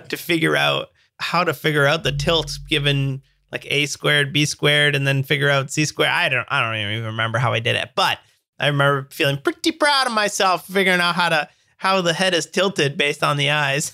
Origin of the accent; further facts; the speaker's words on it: Canada; I'm Canadian